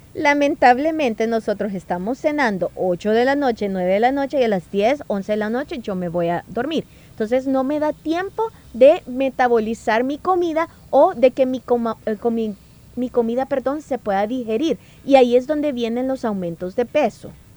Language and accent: Spanish; El Salvador; como salvadoreño